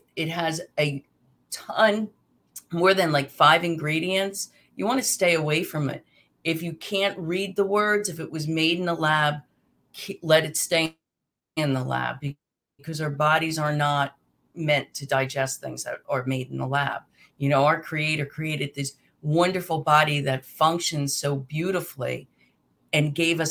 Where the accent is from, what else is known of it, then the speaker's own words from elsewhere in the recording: New Jersey, United States; I'm from Jersey, so we say aunt